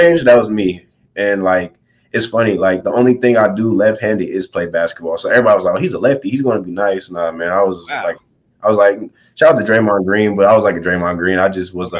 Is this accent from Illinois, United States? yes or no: no; Southern California, United States; I'm from Southern California